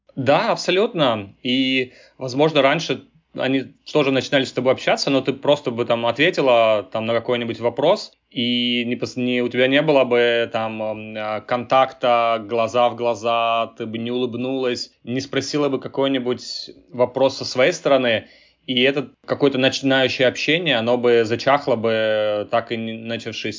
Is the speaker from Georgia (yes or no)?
yes; Tbilisi, Georgia; moved away as an adult; now in Silicon Valley, United States; я родился и вырос э, в Грузии, жил в Тбилиси